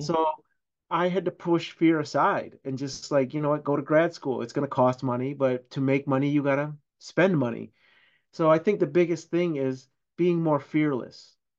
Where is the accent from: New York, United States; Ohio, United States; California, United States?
New York, United States; Syracuse; I'm born and raised in Syracuse